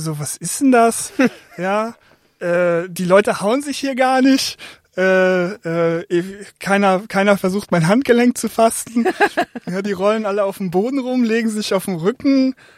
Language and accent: German; Oldenburg, Lower Saxony, Germany; moved away as an adult; now in Essen, Germany; bin aufgewachsen in Oldenburg